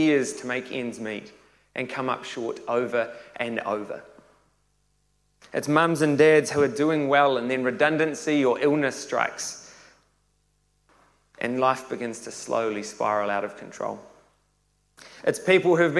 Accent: Tauranga, Bay of Plenty, New Zealand; I was born and raised in Tauranga

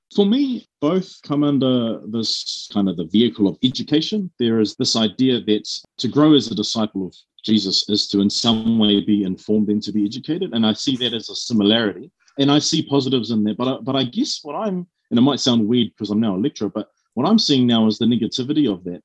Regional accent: Auckland, New Zealand; born and raised in South Auckland

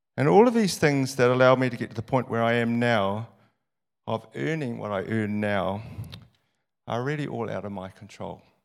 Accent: New Zealand; I was born in New Zealand and not in the slums of Calcutta

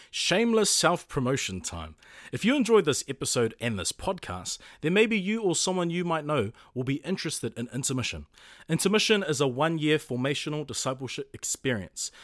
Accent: Auckland, New Zealand; also born or lived in Puketāpapa, Auckland; I grew up in Orchara in Manureo and currently reside in Puketapapa

